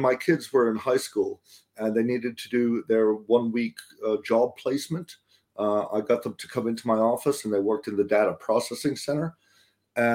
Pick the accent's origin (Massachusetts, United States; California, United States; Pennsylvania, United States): Massachusetts, United States; Boston; I grew up in Boston, Massachusetts, or around there.